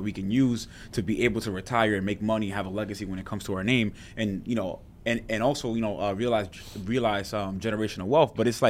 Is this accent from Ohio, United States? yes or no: no; New York City, New York, United States; I'm from Washington Heights, Harlem area.